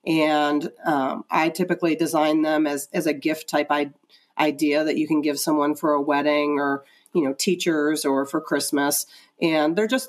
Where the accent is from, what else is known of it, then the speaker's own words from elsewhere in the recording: Ohio, United States; now in Atlanta, United States; So I came from Ohio before I moved down here to Atlanta.